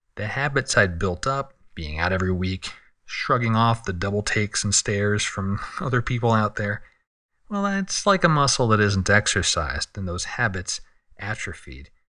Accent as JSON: {"language": "English", "town": "San Diego", "region": "California", "country": "United States", "tie": "born or raised there", "said": "my hometown of San Diego"}